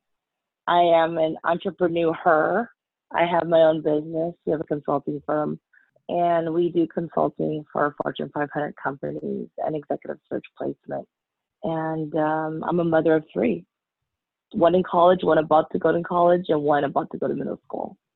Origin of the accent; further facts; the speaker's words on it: United States; Being Chinese American, a lot of our culture